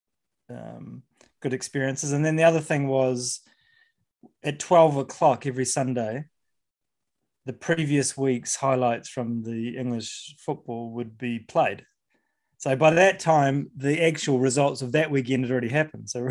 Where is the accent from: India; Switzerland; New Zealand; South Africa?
New Zealand; I grew up in New Zealand